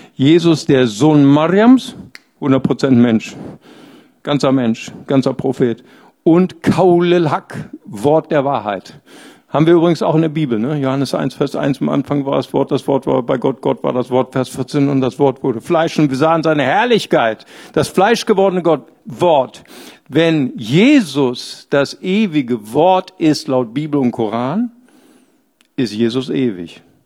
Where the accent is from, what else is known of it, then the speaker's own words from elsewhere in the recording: Bonn, North Rhine-Westphalia, Germany; Ich komme ja aus dem Rheinland, ich bin aus Bad Godesberg